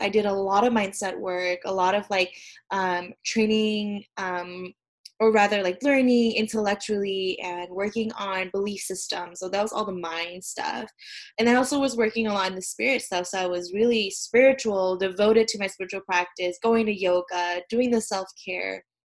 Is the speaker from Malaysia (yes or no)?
yes; Malaysia; moved away as an adult; now in United States; I'm originally from Malaysia